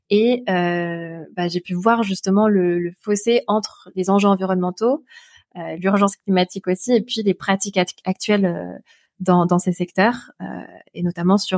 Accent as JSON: {"language": "French", "town": "Albi", "region": "Occitania", "country": "France", "tie": "born there", "lives_now": "Montpellier, France", "said": "je suis née à Albi, euh, qui, est, qui, donc une jolie ville dans le sud-ouest euh, de la France, à côté de Toulouse, pour ceux qui connaissent pas."}